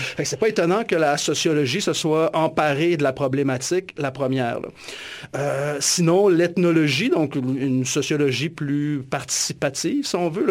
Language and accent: French; Alma, Quebec, Canada; je suis originaire du, du Lac-Saint-Jean, puis en grandissant dans les années 80 à Alma